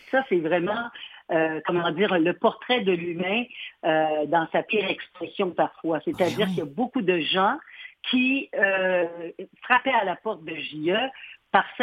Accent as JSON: {"language": "French", "region": "Quebec", "country": "Canada", "said": "Je dis que je viens de la Gaspésie. Alors, euh, dès lors, je suis gaspésienne."}